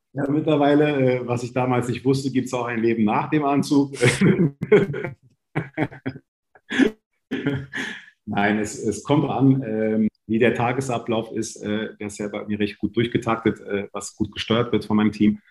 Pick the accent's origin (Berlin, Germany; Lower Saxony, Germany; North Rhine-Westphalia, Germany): Berlin, Germany; ich bin in Berlin-Kreuzberg aufgewachsen.